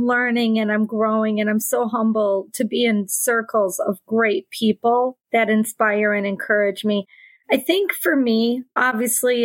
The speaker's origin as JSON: {"language": "English", "region": "Wisconsin", "country": "United States", "tie": "born or raised there", "said": "Little tiny town. If you drew a triangle from Green Bay to Milwaukee to Madison, I would be right in the center of that triangle."}